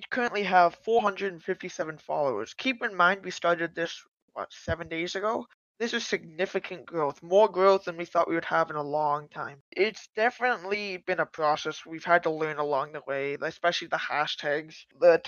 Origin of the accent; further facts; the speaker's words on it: Canada; I'm a Canadian